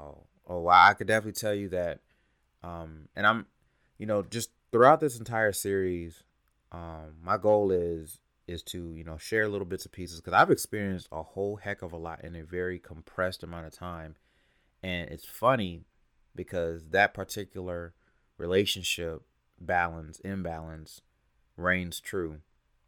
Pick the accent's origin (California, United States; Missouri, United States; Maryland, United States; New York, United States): California, United States; now in Atlanta, United States; I'm originally from California, but I've spent a lot of years, almost half my life in Atlanta